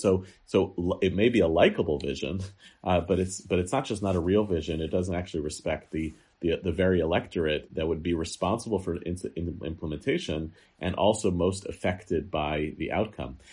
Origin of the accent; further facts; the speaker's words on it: United States; American Jews are talking about Israel, they're not really talking about Israel, they're talking about ourselves